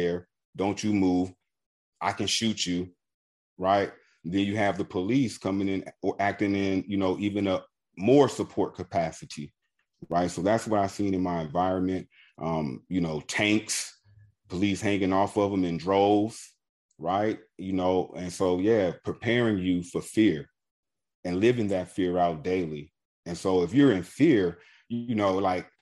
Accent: Los Angeles, California, United States; also born or lived in Junction City, Kansas; growing up in Los Angeles and, you know, as I said, exiting foster care and growing up on the streets

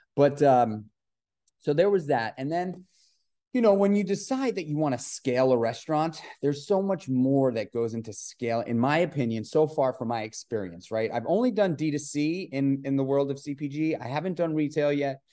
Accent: New York City, New York, United States; I grew up in New York City, in Manhattan

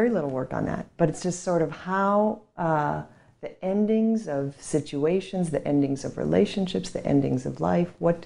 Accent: Minnesota, United States; I grew up in Minnesota in a very stoic Nordic household

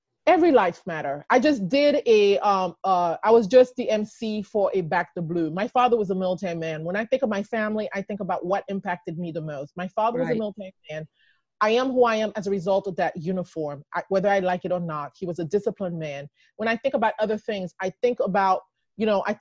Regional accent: Haiti; also born or lived in Texas / Maryland; now in United States; I came from Haiti

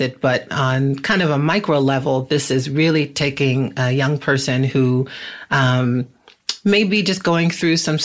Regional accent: Boston, Massachusetts, United States; moved away as an adult; now in Los Angeles, United States; I hail from Boston, Massachusetts

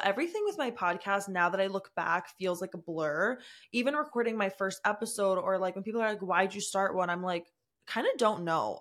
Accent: United States; I'm from the New Jersey, New York area

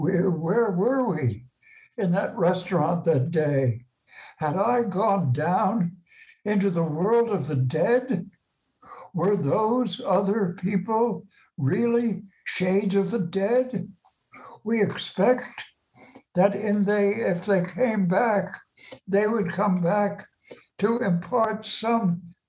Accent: Maplewood, New Jersey, United States; I grew up in Maplewood nearby

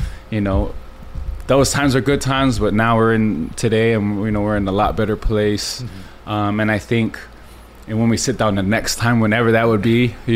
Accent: Laie, Hawaii, United States; I grew up in La'i, on the North Shore

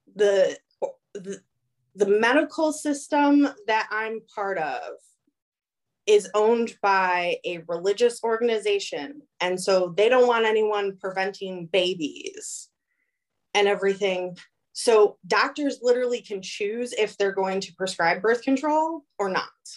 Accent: Illinois, United States; moved away; growing up in Illinois, teachers didn't talk about their religious preference in school. It's done down here

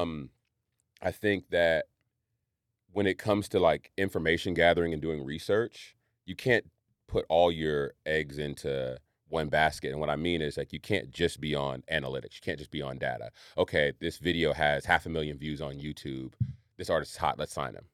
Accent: Marin County, California, United States; I grew up in Marin County.

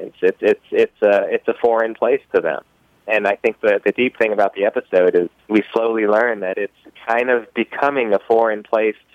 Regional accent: Los Angeles, California, United States; I was born and raised in Los Angeles

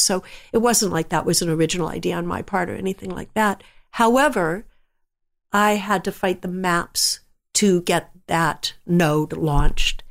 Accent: San Jose, California, United States; I grew up in San Jose, California, when it was all just orchard land.

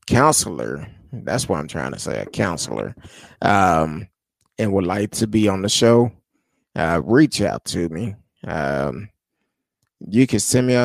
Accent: United States; as American people

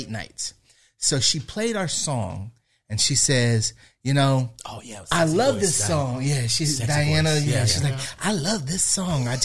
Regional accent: Palmdale, California, United States; we're from Palmdale

